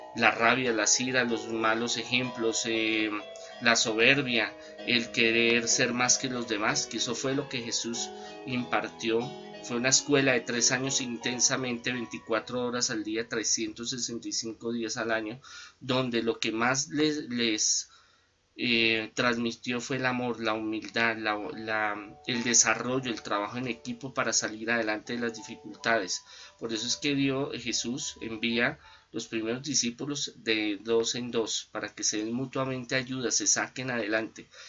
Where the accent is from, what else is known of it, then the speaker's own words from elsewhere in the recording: Colombia; nosotros los colombianos